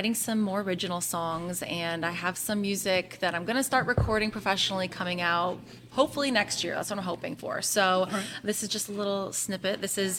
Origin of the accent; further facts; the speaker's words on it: England, United Kingdom; born there; So actually, I was born in England.